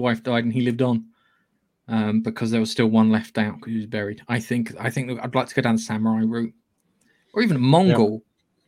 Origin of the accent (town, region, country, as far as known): England, United Kingdom